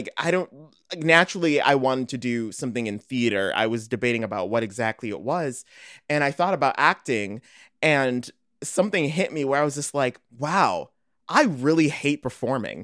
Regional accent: Morton Grove, Illinois, United States; moved away as an adult; now in Chicago, United States; I'm from Morton Grove, Illinois. Now I'm actually living in Chicago.

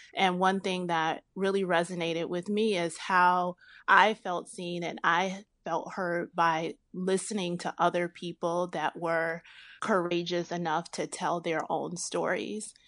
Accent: Chicago, Illinois, United States; I'm born and raised in Chicagoland

